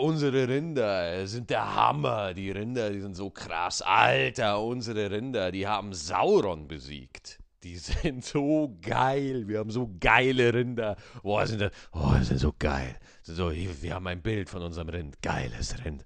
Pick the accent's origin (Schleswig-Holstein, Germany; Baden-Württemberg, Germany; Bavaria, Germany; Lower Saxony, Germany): Bavaria, Germany; Bogen; moved away; also born or lived in North Rhine-Westphalia; Oberalteich, wo ich geboren, wo ich herkomme, äh, Oberalteich in der Nähe vom Bogen.